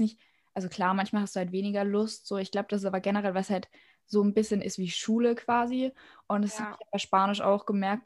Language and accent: German; Austria; ich bin halt Österreicherin so komplett